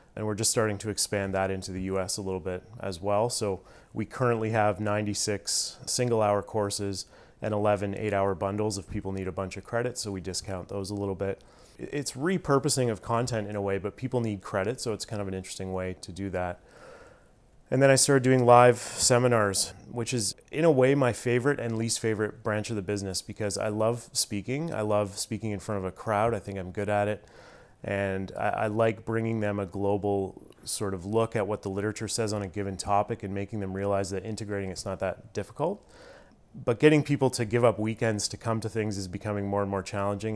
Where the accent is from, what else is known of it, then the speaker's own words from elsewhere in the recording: Stratford, Ontario, Canada; also born or lived in Toronto; I grew up in Stratford, Ontario